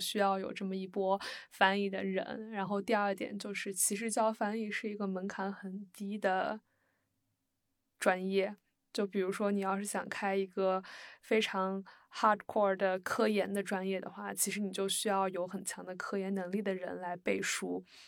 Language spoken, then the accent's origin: Chinese; Shandong, China; 我来自沙东